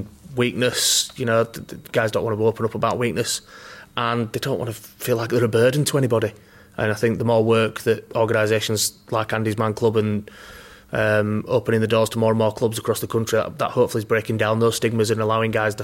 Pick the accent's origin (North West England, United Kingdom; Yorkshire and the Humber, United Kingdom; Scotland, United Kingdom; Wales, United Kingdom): Yorkshire and the Humber, United Kingdom; Halifax; moved away; I'm originally from Halifax